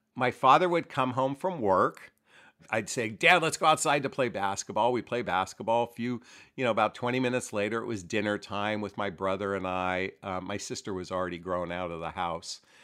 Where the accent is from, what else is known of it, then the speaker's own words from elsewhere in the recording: United States; I was born and raised here in the United States